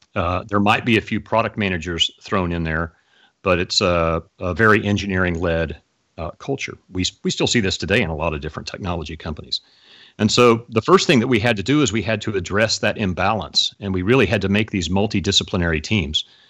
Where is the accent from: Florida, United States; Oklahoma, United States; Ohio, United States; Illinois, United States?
Oklahoma, United States; Oklahoma City; I grew up in Oklahoma City, Oklahoma